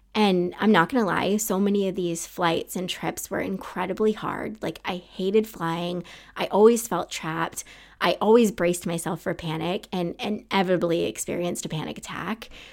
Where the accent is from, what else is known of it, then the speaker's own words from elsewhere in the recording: Maine, United States; moved away as an adult; also born or lived in Utah; I wanna get the heck out of Maine